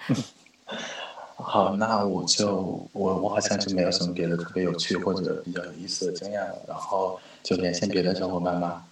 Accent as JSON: {"language": "Chinese", "region": "Beijing", "country": "China", "said": "我是北京的"}